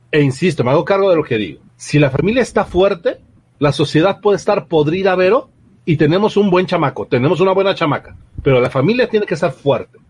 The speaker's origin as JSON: {"language": "Spanish", "country": "Mexico", "said": "como buenos mexicanos"}